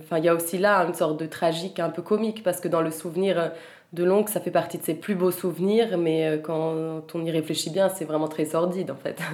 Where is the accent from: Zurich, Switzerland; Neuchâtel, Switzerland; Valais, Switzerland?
Zurich, Switzerland; first language French; moved away as an adult; also born or lived in Vienna / Paris; Comme j'ai grandi à Zurich, j'ai tout d'abord écrit en allemand